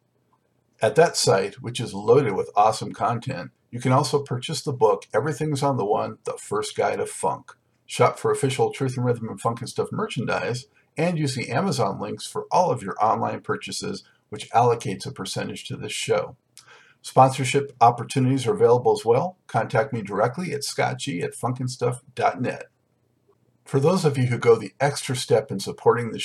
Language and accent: English; Los Angeles, California, United States; moved away as an adult; now in East Coast, United States; I'm from Southern California, too, born in Los Angeles